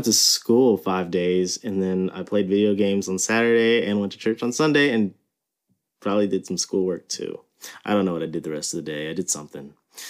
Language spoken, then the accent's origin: English; New Orleans, Louisiana, United States; I was born and raised in New Orleans, Louisiana. And I lived in California for about a year in fourth grade, which is why I don't really have a New Orleans accent.